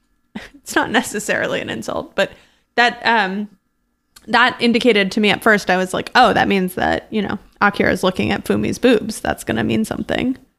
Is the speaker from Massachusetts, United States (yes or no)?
yes; Brookline, Massachusetts, United States; also born or lived in Cambridge, Massachusetts; I moved from Cambridge to Brookline, Massachusetts when I was between second and third grade